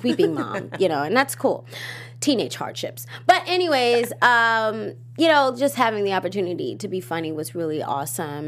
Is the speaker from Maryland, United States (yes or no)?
yes; Baltimore, Maryland, United States; I am from Baltimore